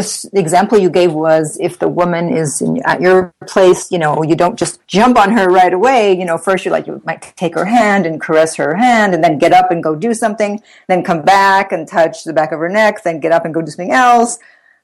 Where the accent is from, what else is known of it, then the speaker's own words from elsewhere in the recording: Italy; moved away as an adult; now in United States; I'm Italian. I was born in Italy. I spent my 20s in Italy.